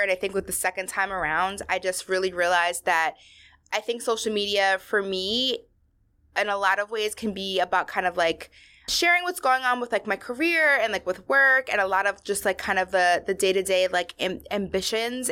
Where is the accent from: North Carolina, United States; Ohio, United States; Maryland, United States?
Maryland, United States; outside of Baltimore; I grew up in Maryland. I grew up, like, you know, outside of Baltimore where there's not a lot of Latinos.